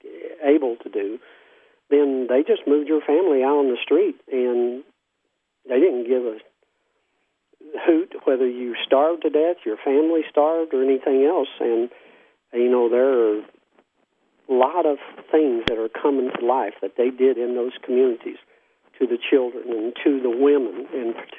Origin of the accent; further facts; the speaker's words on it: Mingo County, West Virginia, United States; also born or lived in Logan, West Virginia; now in Prichard, United States; I was born in Mingo County.